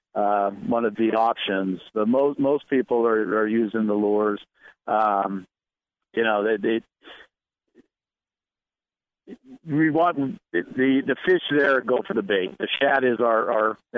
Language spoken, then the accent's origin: English; Southern California, United States; I'm from Southern California